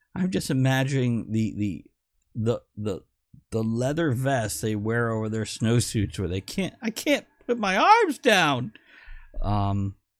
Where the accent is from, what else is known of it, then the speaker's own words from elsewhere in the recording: South Florida, United States; growing up in South Florida with the Everglades